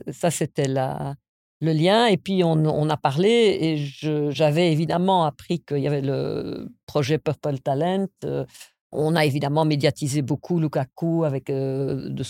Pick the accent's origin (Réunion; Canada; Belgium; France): Belgium; also born or lived in United States; étant venu en Belgique, euh, je suis né aux États-Unis, étant venu en Belgique à l'âge de 6 ans